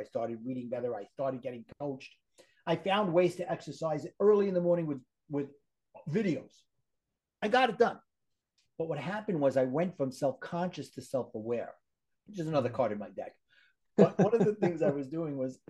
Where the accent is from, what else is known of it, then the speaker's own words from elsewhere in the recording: New York City, New York, United States; accent: Brooklyn; my Brooklyn accent